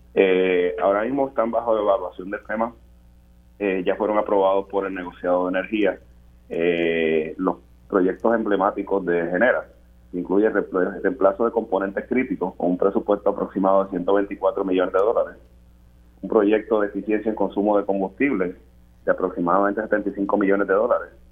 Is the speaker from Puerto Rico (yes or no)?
yes; Puerto Rico; Más del 99% de nuestra plantilla laboral somos boricuas